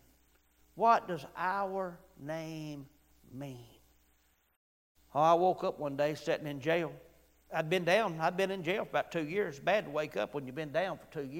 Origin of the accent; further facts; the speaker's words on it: Weaver, Alabama, United States; when I grew up in Weaver, Alabama